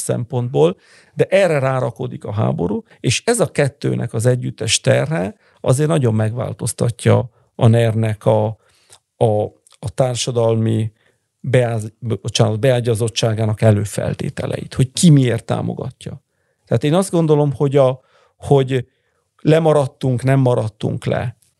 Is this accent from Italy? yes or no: yes; Bologna, Emilia-Romagna, Italy; also born or lived in Hungary; én Bolonyában születtem